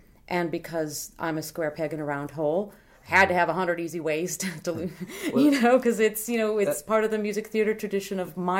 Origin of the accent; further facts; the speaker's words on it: Carpentersville, Illinois, United States; moved away; Carpentersville is my hometown. My parents moved out there in the mid-50s with my siblings. I was born later in the 60s.